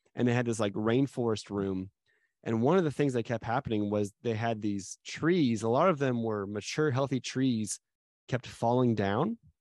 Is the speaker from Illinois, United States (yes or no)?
no; Arizona, United States; moved away; also born or lived in Dallas; I grew up in Arizona